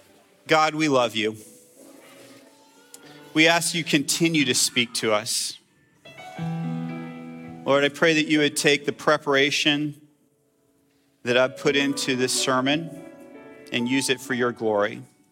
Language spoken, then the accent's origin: English; Jerusalem, Jerusalem District, Israel; And I grew up in Jerusalem. I grew up in a Christian bubble.